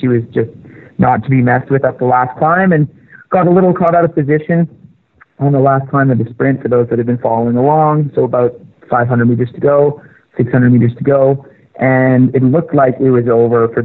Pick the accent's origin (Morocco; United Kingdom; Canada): Canada; I'm Canadian